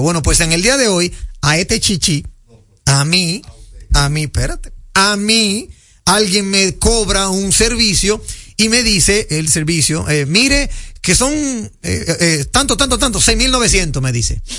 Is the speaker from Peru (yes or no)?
no; Dominican Republic; como buen dominicano